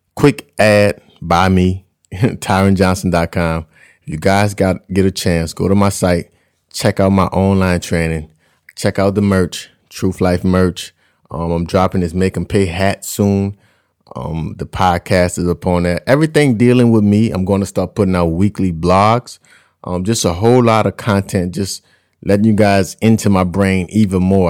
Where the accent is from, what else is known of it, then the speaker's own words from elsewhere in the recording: United States; my fellow Americans